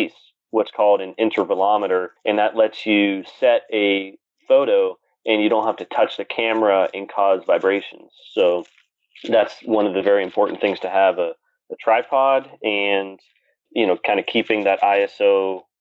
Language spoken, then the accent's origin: English; Pennsylvania, United States; an astrophotographer from Pennsylvania